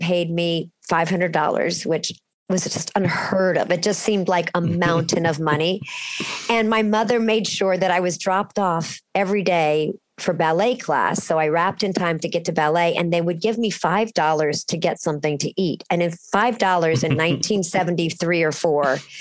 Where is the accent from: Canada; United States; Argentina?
United States; Cincinnati, Ohio; I was growing up in Cincinnati